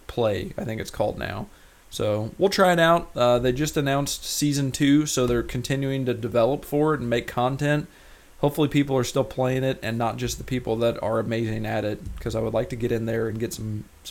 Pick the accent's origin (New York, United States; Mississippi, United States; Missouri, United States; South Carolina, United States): Missouri, United States; Rolla; moved away; my hometown of Rolla, Missouri